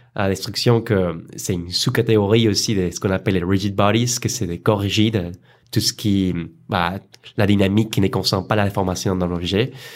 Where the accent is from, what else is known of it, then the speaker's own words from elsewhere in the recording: Colombia; French is a second language; moved away as an adult; also born or lived in Arles, France; now in France; je viens de Colombie